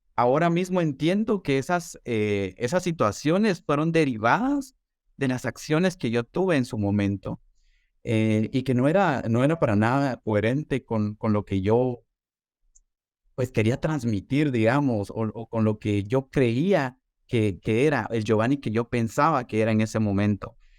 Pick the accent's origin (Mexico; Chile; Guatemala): Guatemala; also born or lived in Guatemala City; resido en la ciudad de Guatemala, soy publicista y soy comunicador de profesión y actualmente pues soy coordinador de medios eh, de comunicación eh, para marcas de consumo masivo en mi país